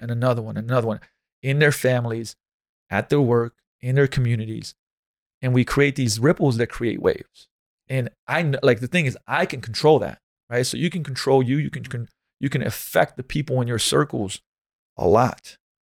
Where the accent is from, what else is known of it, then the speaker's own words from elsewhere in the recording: Slovenia; moved away as an adult; now in United States; I come from Slovenia, it's like, in this winter, there's a lot of snow